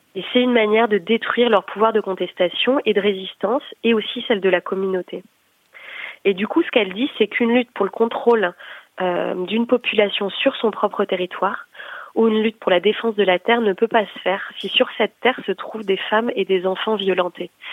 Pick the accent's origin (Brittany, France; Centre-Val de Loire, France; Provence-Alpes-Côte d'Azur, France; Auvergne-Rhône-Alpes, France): Brittany, France; J'ai grandi dans une dans une culture familiale anti-nucléaire aussi, euh, parce que je suis née en Bretagne